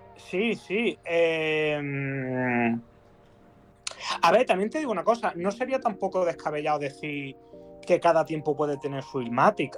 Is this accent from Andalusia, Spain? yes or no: yes; Málaga, Andalusia, Spain; de donde soy yo, de Málaga